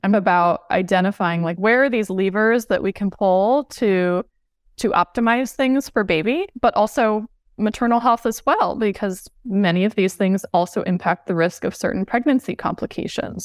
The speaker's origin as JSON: {"language": "English", "region": "Southern California", "country": "United States", "tie": "born or raised there", "moved": "as an adult", "said": "I grew up in Southern California"}